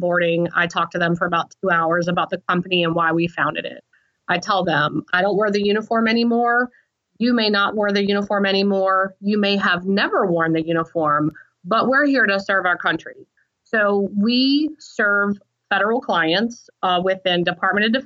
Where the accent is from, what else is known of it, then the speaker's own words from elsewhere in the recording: Southern West Virginia, United States; I come from Southern West Virginia, and you know, I come from a very hardworking family